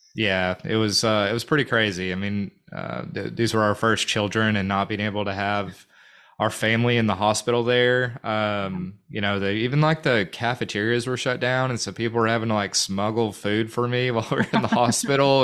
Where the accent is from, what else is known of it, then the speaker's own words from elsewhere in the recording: North Little Rock, Arkansas, United States; also born or lived in Fort Smith; born and raised in North Little Rock, uh, Dogtown. I guess technically I was born in Fort Smith, but I moved to North Little Rock when I was in kindergarten